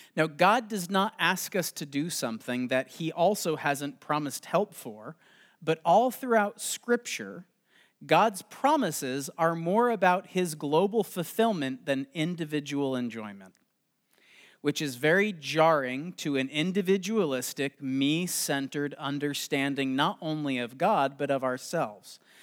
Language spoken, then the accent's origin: English; Los Angeles, California, United States; I am from Los Angeles